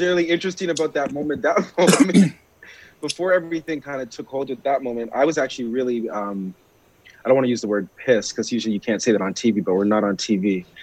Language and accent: English; Brampton, Ontario, Canada; also born or lived in Rexdale, Toronto; I was raised in Brampton, but I was actually born in Rex.